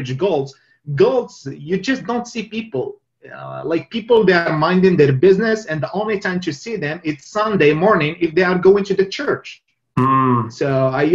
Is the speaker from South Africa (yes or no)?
no; Meknes, Fès-Meknès, Morocco; moved away as an adult; also born or lived in Rabat, Morocco / Toronto, Canada / Edmonton, Canada; now in Montreal, Canada; I grew up in McNess.